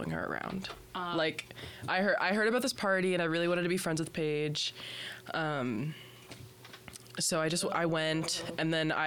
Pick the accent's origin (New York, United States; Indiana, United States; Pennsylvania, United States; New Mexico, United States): Indiana, United States; moved away; I'm from Indiana